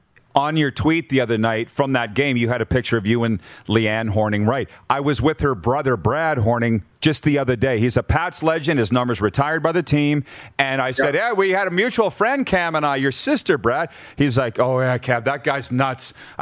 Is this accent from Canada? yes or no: yes; Canada